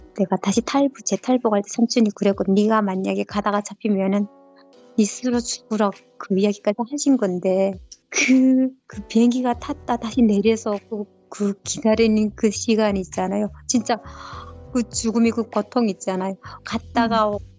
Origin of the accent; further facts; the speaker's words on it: North Korea; accent: North Korean dialect; also born or lived in China / South Korea; now in United States; 제가 북한 사투리가 나왔나 봐요